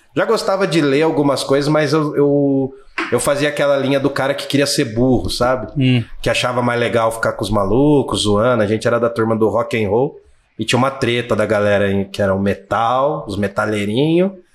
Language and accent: Portuguese; Jundiaí, São Paulo, Brazil; sou de Jundiaí, São Paulo mesmo